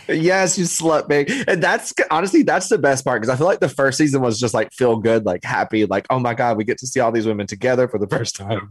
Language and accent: English; Surry County, North Carolina, United States; I grew up in Surrey County, North Carolina.